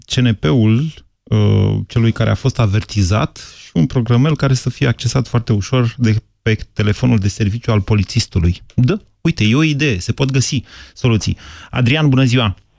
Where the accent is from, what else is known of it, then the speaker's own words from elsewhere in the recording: Bucharest, Romania; ca bucureștean